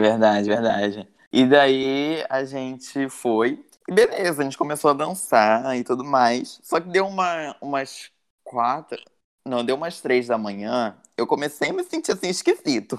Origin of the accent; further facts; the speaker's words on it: Rio de Janeiro, Brazil; é todo mundo carioca aqui